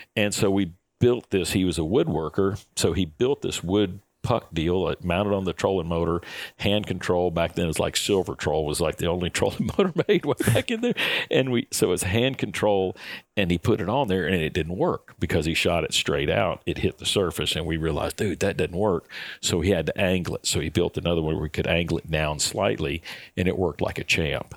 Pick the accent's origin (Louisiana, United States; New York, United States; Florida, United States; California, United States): Florida, United States; growing up in Florida, my goodness, we got, you know, we got salt water all around